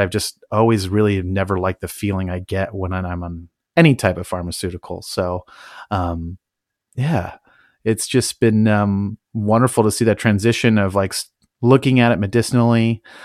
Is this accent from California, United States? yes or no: yes; Napa Valley, California, United States; moved away as an adult; also born or lived in Tacoma; I grew up in the Napa Valley